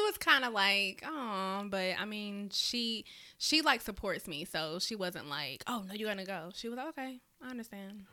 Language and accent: English; South Carolina, United States; now in Augusta, United States; I am from South Carolina, although I stay over here in Augusta, Georgia, but, you know, I'm still a Carolina girl